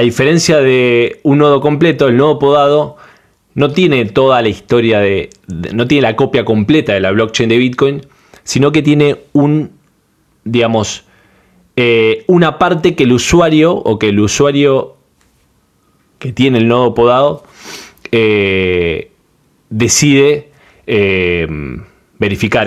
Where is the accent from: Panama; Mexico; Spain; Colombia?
Panama; de Panamá